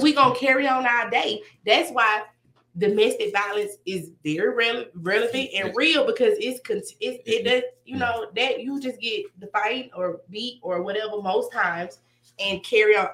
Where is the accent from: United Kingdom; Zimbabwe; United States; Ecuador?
United States; Decatur; I'm from Decatur.